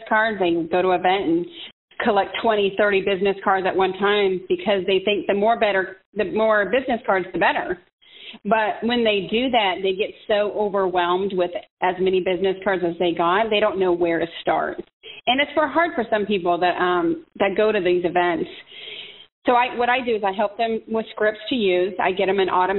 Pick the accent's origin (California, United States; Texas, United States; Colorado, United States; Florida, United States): California, United States; San Diego; we are both from San Diego, and we went to San Diego State